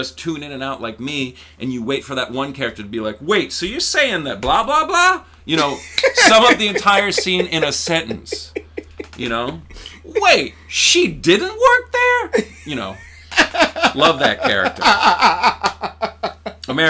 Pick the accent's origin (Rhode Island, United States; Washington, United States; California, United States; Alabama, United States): Rhode Island, United States; East Providence; East Providence. So, I grew up right near RISD.